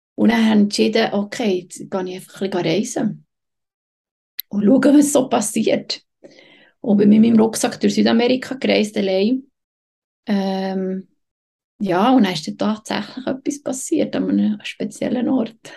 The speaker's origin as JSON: {"language": "German", "country": "Switzerland", "tie": "born or raised there", "also_born_or_lived": "Patagonia", "moved": "as an adult", "said": "für mich als Schweizerin"}